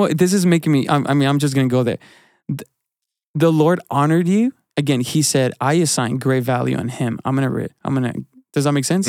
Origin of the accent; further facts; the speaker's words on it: Mexico; now in United States; I grew up in a, in a culture in, in Mexican church